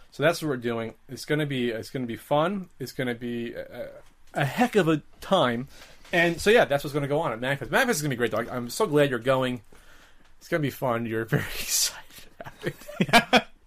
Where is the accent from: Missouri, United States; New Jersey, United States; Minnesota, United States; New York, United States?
New Jersey, United States; now in California, United States; I'm used to growing up in Jersey, where everyone's Catholic